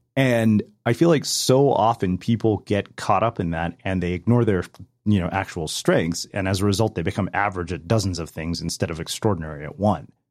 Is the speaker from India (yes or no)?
yes; India; also born or lived in Berkeley, California; now in United States; I'm an Indian immigrant, you know, who went to Berkeley as well